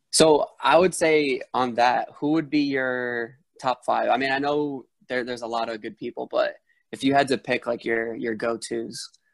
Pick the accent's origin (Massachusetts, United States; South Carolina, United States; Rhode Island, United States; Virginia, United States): Rhode Island, United States; moved away as an adult; now in Arizona, United States; I'm from I'm from Rhode Island and when I went to ASU